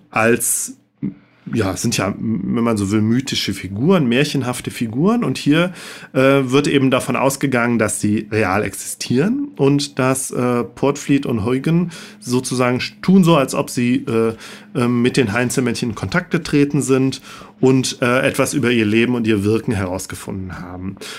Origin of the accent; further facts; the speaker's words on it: Rhineland, Germany; als Rheinländer wirklich schwer fällt, SCH und CH auseinanderzuhalten